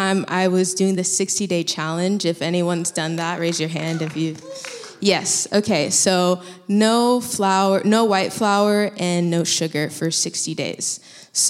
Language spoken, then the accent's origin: English; Florida, United States; moved away as an adult; also born or lived in Colorado / Thailand; now in California, United States; I'm from Florida. I come from a Haitian immigrant family.